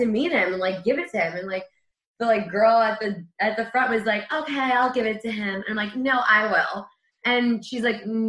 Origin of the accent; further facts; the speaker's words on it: Great Neck, New York, United States; I grew up in Great Neck and the fire department was one that I knew from a little girl